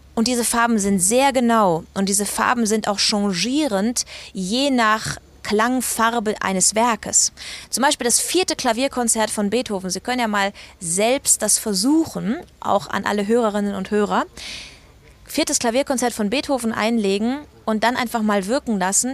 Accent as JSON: {"language": "German", "area": "Eying", "region": "Bavaria", "country": "Germany", "tie": "born or raised there", "also_born_or_lived": "Munich", "said": "Ich bin ja in Eying groß geworden, in München in die Schule gegangen"}